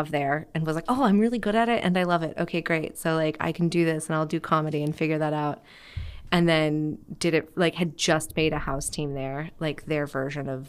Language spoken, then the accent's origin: English; Grass Valley, California, United States; also born or lived in Seattle, United States; I was born in Seattle, moved to the California area when I was like five, and like hopped around. By the time I was like eighteen, I'd lived in like thirty-eight different houses.